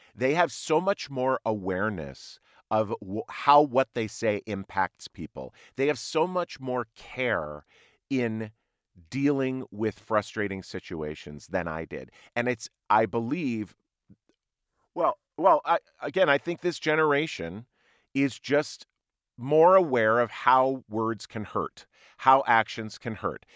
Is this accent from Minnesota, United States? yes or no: yes; Minnesota, United States; also born or lived in Ohio; I was mostly raised in Minnesota